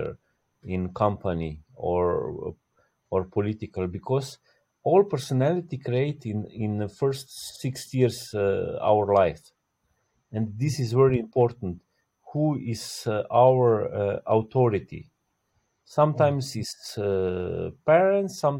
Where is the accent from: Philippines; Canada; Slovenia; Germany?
Slovenia; From Slovenia. I'm born in Yugoslavia, but now it's just Slovenia